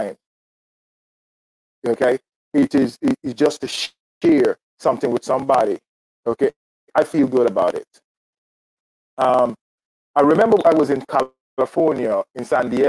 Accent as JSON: {"language": "English", "country": "Guyana", "moved": "yes", "lives_now": "United States", "said": "I'm from Guyana. I now reside in the United States."}